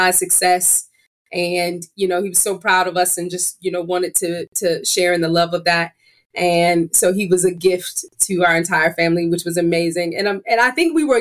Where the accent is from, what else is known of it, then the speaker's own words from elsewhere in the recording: Illinois, United States; we're both from Illinois